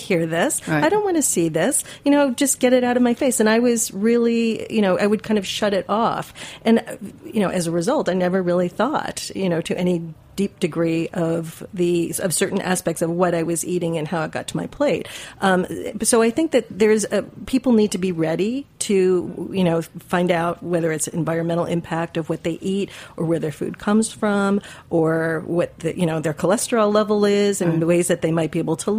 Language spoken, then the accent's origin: English; Midwest, United States; I grew up in the Midwest